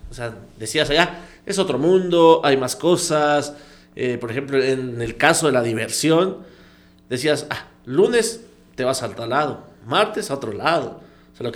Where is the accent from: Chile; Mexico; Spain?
Mexico; Comitán, Chiapas; also born or lived in Puebla; fue como que la tierra, ¿no? Te llama a decir, regresa, comitán.